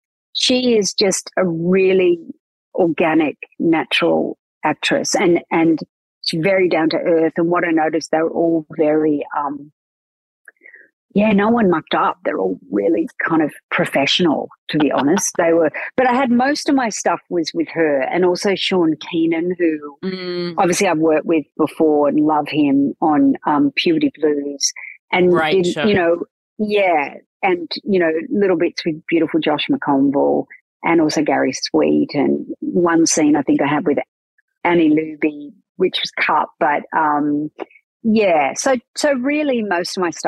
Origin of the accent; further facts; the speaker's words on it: Newcastle, New South Wales, Australia; accent: Australian; I sound a lot like I'm less from Newcastle now. But I had a lot broader Australian accent 20 years ago, probably.